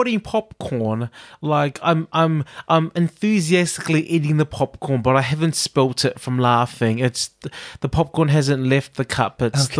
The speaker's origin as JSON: {"language": "English", "country": "New Zealand", "tie": "born or raised there", "said": "Like, when I think about something like this that we had in my school in New Zealand"}